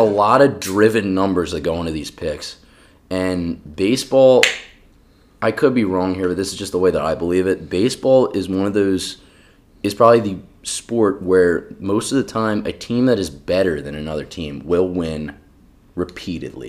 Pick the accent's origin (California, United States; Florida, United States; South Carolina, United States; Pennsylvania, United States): Pennsylvania, United States; Philadelphia; I had my hometown Phils